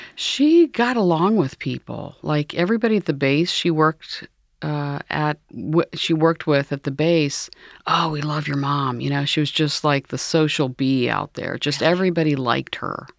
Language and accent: English; New Carlisle, Ohio, United States; I grew up uh, near Dayton, Ohio